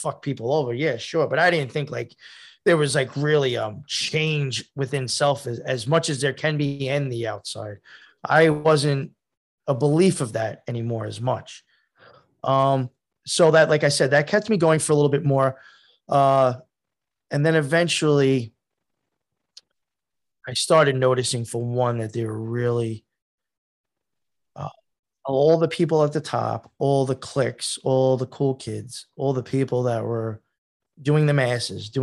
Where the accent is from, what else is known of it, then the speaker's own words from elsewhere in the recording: Long Island, New York, United States; I grew up on Long Island